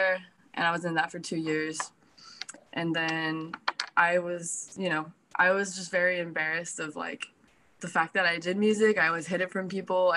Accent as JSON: {"language": "English", "town": "Placentia", "region": "California", "country": "United States", "tie": "born or raised there", "also_born_or_lived": "Anaheim, California", "said": "I was born in Anaheim, California, and raised in Placentia, California."}